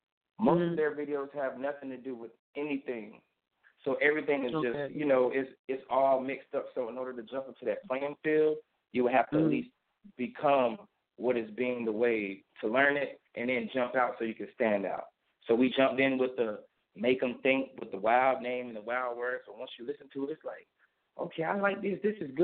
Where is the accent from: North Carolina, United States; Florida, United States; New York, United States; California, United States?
North Carolina, United States; Wilson; I'm actually from Wilson, North Carolina.